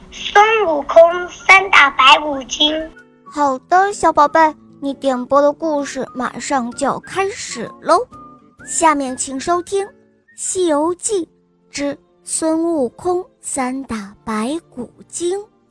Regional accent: Huangjiang, Guangdong, China; 我五岁半了，我来自还乡

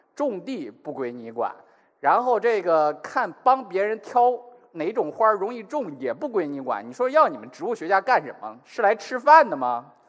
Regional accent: northern China, China; 我这样北方中国人

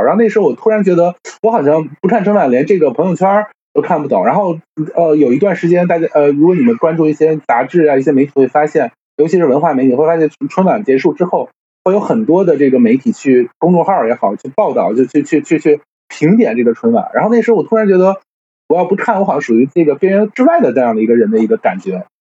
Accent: Tianjin, China; 因为我，我是天津人嘛

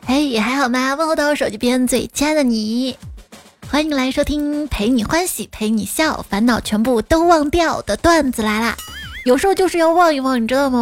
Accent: Xi'an, Shaanxi, China; 我们西安人

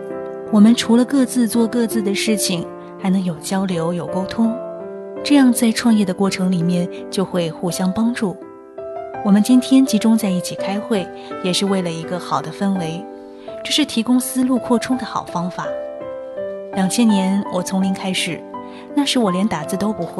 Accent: Shishi, Fujian, China; moved away as an adult; now in Xiamen, China; 我的老家在石狮，石狮当时的经济很发达

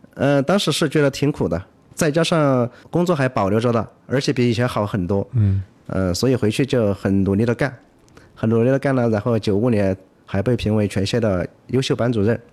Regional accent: Yibin, Sichuan, China; 我来自四川宜宾

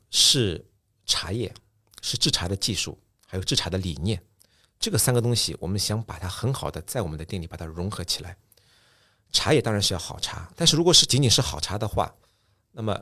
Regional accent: Japan; Chinese is a second language; 你们中国人一直会把我们日本茶道说是日本茶道，但我们日本人觉得日本茶道是中国茶道，就是这样的。

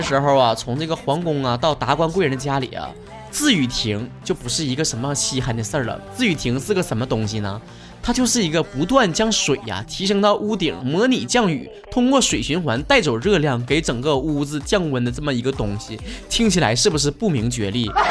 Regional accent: Northeast China, China; 像我们东北这边儿，其实夏天也挺热的

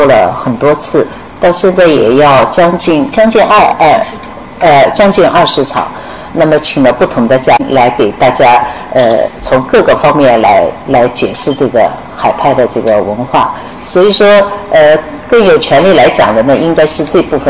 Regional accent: Wuxi, Jiangsu, China; born there; 我的爸爸是苏州人，所以我的籍贯一直写的是苏州，但我出生在无锡，所以一一一半苏州，一半无锡，哎，是这样的。

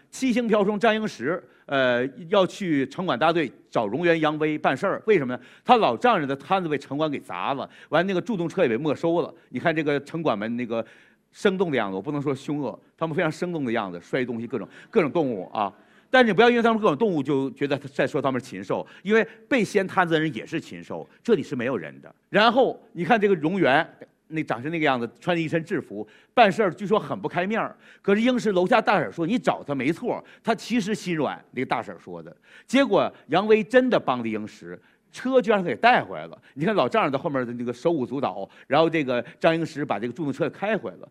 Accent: Changchun, Jilin, China; 我们长春人

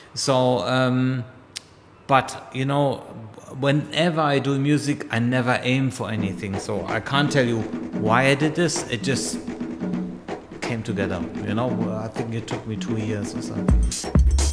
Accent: Germany; I'm born and raised in Germany

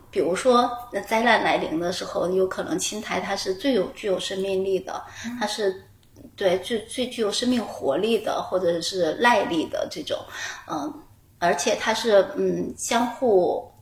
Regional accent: Chongqing, China; 因为我是重庆人 我们家门口呢，就有很多很多的竹林

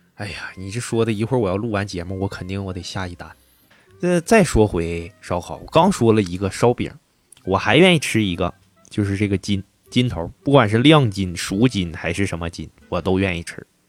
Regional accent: northeastern China, China; 咱们东北人

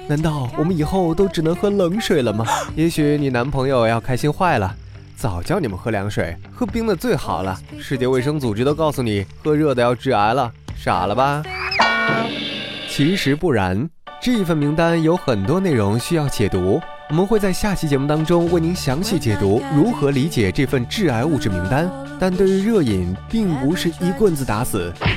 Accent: China; 在中国，喝汤和喝茶是我们生活的一部分

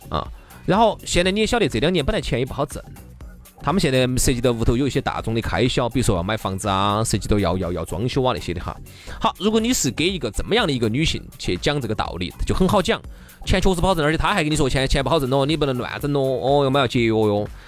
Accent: Chengdu, Sichuan, China; accent: Chengdu dialect; 在我们成都话里头叫啥子哈，叫衰败

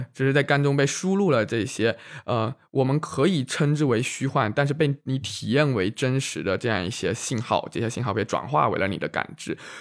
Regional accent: Fujian, China; 我们福建人想到美食的时候就很容易想到佛跳墙

